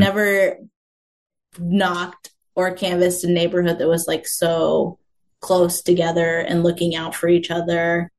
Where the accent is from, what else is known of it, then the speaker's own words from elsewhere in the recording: Mason City, Iowa, United States; now in Des Moines, United States; my hometown of Mason City, Iowa